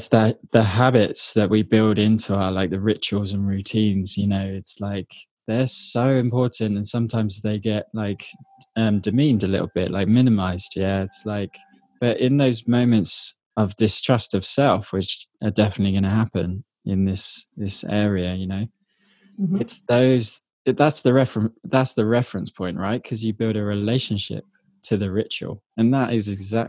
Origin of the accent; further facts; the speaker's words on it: United Kingdom; I grew up in Britain